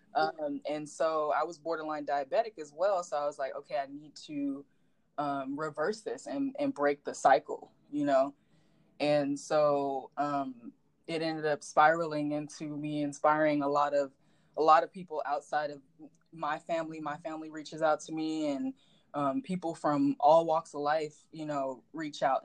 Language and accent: English; Rialto, California, United States; I grew up in Rialto, California